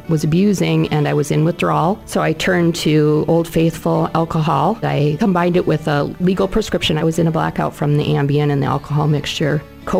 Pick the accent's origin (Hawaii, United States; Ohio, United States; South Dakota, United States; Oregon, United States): South Dakota, United States; Sioux Falls; I am a nurse. I'm from Sioux Falls, and I was addicted to prescription medications